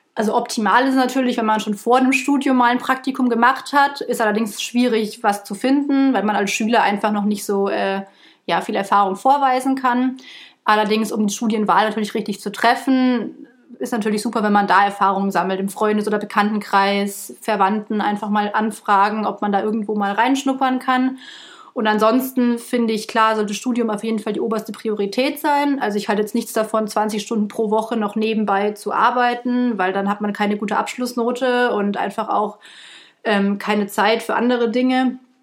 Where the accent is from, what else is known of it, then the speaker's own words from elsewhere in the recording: Munich, Bavaria, Germany; moved away as an adult; also born or lived in Stuttgart / Würzburg; bin ich aus München